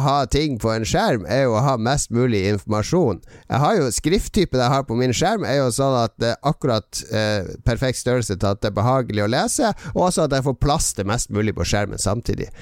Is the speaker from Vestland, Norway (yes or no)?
yes; Bergen, Vestland, Norway; Jeg skarrer! Jeg er fra Bergen!